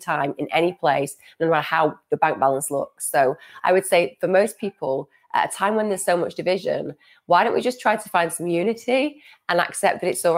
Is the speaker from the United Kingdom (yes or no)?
yes; United Kingdom; I'm a British person myself.